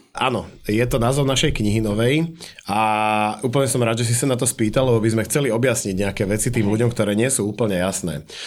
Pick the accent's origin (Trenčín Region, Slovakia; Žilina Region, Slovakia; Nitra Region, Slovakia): Nitra Region, Slovakia; Šaľa; now in Brno, Czechia; u nás doma v Šali